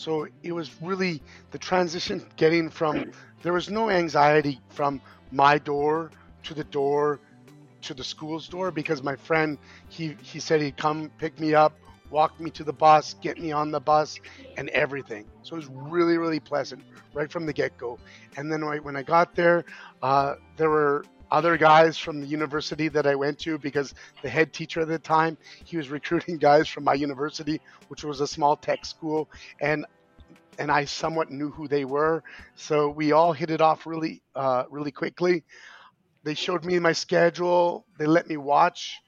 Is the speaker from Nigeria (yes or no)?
no; Canada; moved away as an adult; now in South Korea; I'm a Canadian